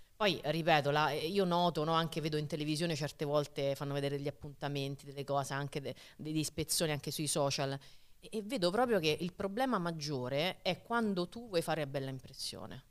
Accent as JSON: {"language": "Italian", "town": "Rome", "region": "Lazio", "country": "Italy", "tie": "born or raised there", "moved": "as an adult", "lives_now": "Marche, Italy", "said": "E da romana, che ha vissuto per trentasette anni"}